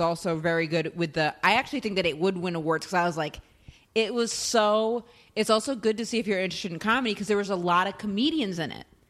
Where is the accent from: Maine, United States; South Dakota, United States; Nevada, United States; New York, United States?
Maine, United States; moved away; my hometown in Maine